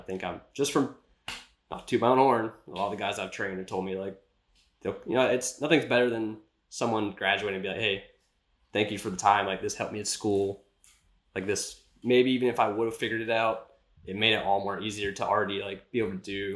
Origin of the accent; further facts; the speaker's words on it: Jacksonville, Florida, United States; I'm from the Jacksonville area